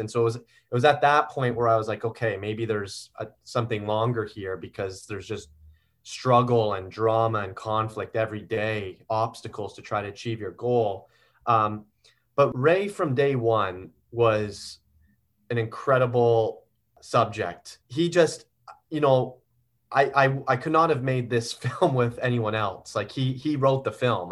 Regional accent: Guelph, Ontario, Canada; I grew up in Guelph, Ontario

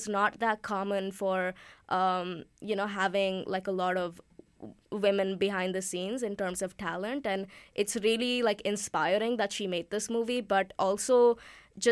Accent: India; moved away as an adult; now in Vancouver, Canada; I am Indian. I'm an international student and I'm Hindi speaking

